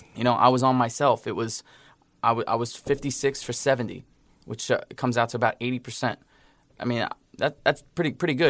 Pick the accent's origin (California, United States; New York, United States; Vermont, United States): New York, United States; I'm from New York